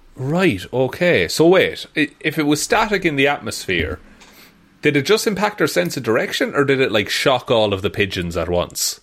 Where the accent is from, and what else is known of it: Ireland